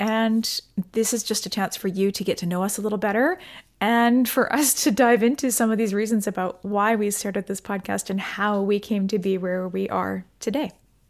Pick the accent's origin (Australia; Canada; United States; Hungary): Canada; Delta, British Columbia; So basically I grew up in Delta, BC. I went to university in Victoria.